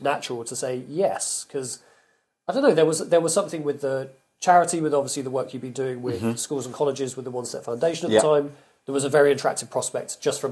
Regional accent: the South West, South West England, United Kingdom; moved away as an adult; also born or lived in London; now in Somerset, United Kingdom; I'm from the Southwest

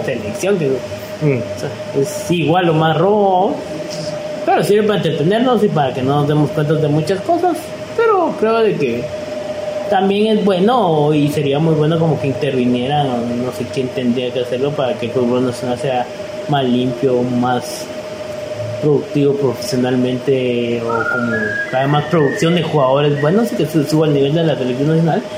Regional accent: Guatemala

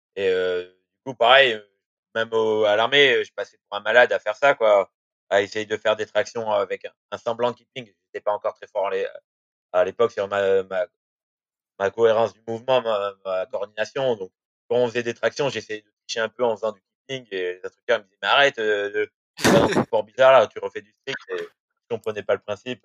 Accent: Bordeaux, Nouvelle-Aquitaine, France; je suis de Bordeaux

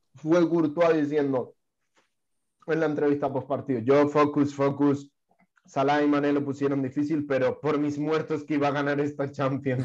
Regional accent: Tenerife, Canary Islands, Spain; mi pueblo, una fiesta de de Tenerife

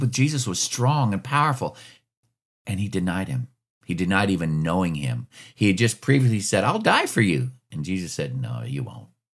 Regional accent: Alaska, United States; I grew up, I grew up in Alaska

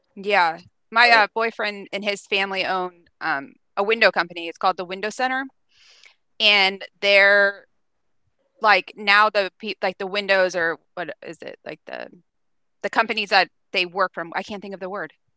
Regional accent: Pennsylvania, United States; moved away; I'm from Pennsylvania

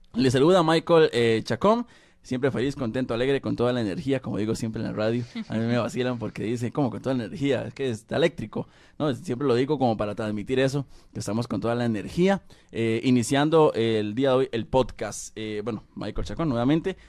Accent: Costa Rica; acá en mi país, Costa Rica

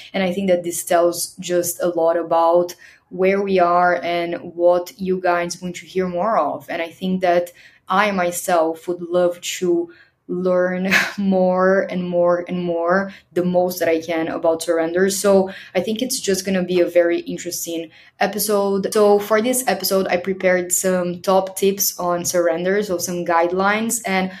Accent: Brazil; moved away; I left Brazil I left here, my home country, with a one-way plane ticket.

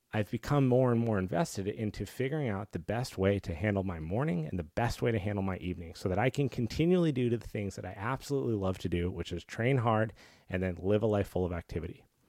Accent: Colorado, United States; I grew up in Colorado

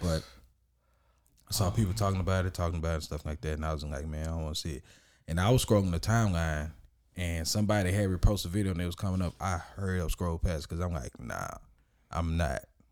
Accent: Orange, Texas, United States; I was born and raised in Orange, Orange, Texas

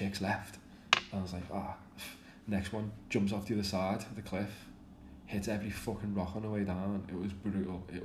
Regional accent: Liverpool, North West England, United Kingdom; I'm from Liverpool, if you can't tell by my accent.

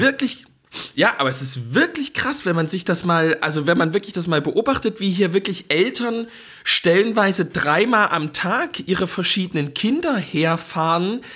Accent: Dresden, Saxony, Germany; moved away; was ich noch kenne aus Dresden

